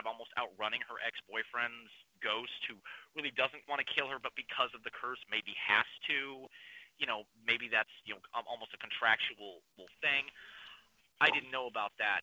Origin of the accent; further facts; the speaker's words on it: Kansas City, Missouri, United States; I was born and raised in Northeast Kansas City